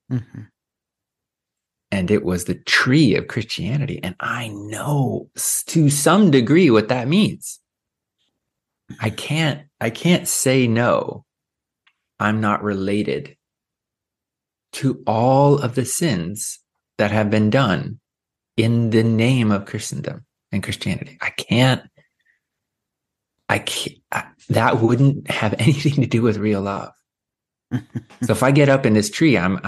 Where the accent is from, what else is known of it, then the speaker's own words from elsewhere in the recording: Sacramento, California, United States; I was born in Sacramento